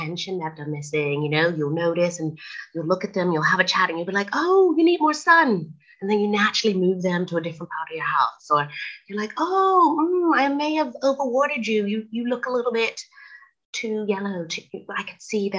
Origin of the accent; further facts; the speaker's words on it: Bermuda; now in Manchester, United Kingdom; I'm currently based in the UK in Manchester, but I was originally born and raised in Bermuda, so I'm an island girl for life.